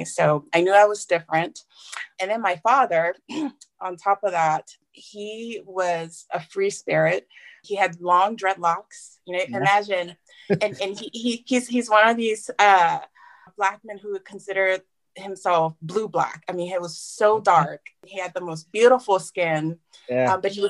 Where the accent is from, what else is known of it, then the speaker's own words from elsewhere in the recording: Japan; moved away as an adult; now in United States; growing up in Japan, I knew I was different from the get-go.